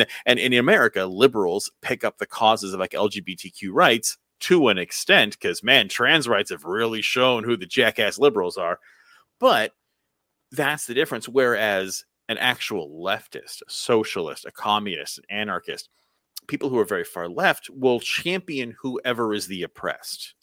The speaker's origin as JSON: {"language": "English", "country": "United States", "said": "as an American"}